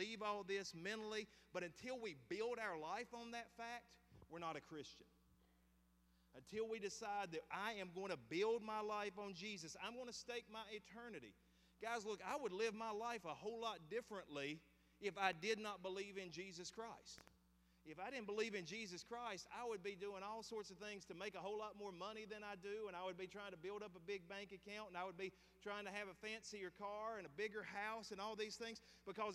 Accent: the South, Southern United States, United States; I am a Southern dude. I will be here unless God calls me somewhere else. I will stay below the Mason and Dixon line

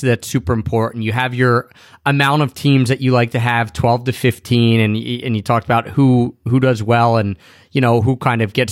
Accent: Philadelphia, Pennsylvania, United States; my hometown of Philadelphia

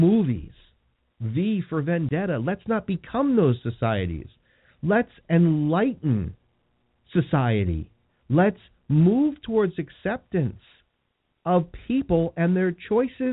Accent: United States; I'm a Christian, I'm an American

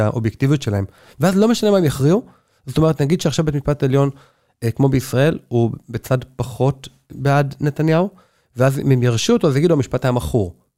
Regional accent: Neve Monosson, Central District, Israel; now in Jerusalem, Israel; אני גדלתי בנווה מונוסון

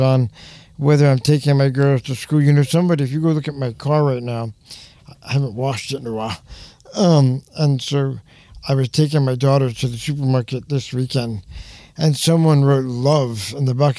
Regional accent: New York, United States; I'm from New York.

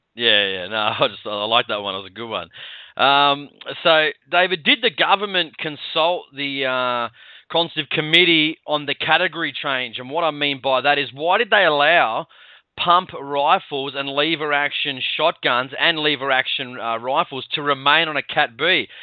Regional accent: Sydney, New South Wales, Australia; I'm I'm from Sydney

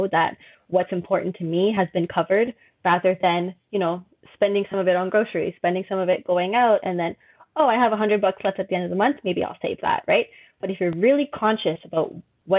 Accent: Edmonton, Alberta, Canada; moved away as an adult; now in Montreal, Canada; I'm originally from Edmonton, Alberta, which is city out west. Honestly, not too much going on there. It's the reason I came to Montreal. A lot more happening here. But I do love my hometown

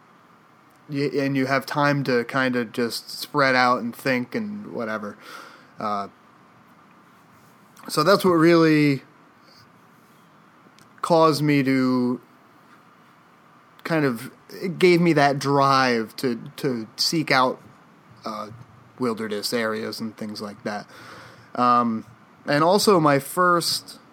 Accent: Canterbury, Connecticut, United States; we grew up in Connecticut, in the country, the eastern side of the state, a little town called Canterbury

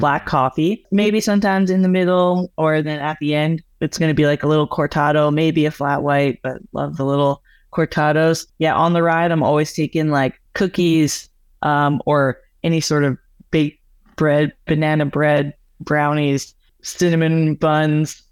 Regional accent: Alberta, Canada; where I grew up in Alberta, it's just, like, flat, prairie lands

